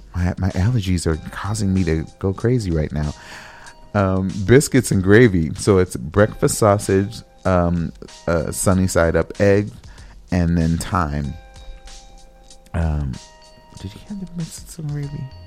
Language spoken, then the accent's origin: English; West Coast, United States; now in Midwest, United States; I'm from the West Coast, so I'm not familiar with that term